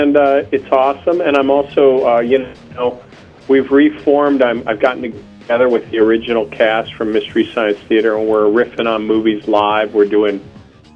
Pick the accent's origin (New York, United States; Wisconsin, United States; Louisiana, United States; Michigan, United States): Wisconsin, United States; Fort Atkinson; I'm from Fort Atkinson.